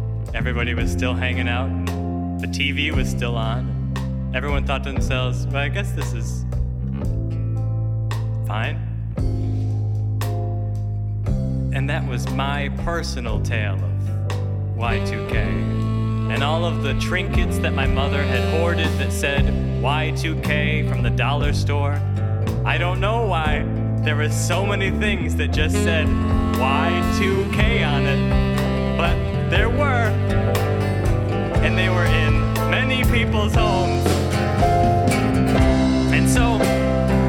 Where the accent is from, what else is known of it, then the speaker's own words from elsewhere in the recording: Rochester, New York, United States; my hometown of Rochester, New York